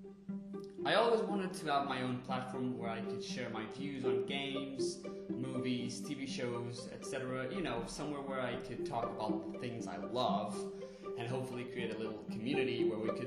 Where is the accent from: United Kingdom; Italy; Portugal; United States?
Portugal; English is a second language; I was born and raised in Portugal